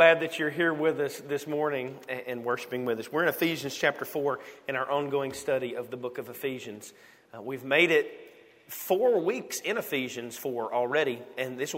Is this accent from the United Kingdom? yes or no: no; United States; we're from America